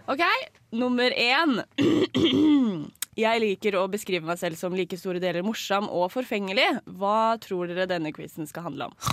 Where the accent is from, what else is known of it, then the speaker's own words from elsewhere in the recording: Lørenskog, Akershus, Norway; Jeg er fra Lørenskog.